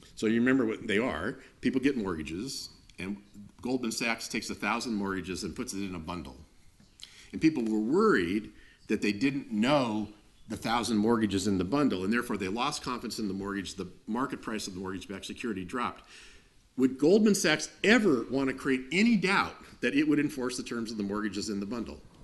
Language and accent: English; United States; i grew up in the United States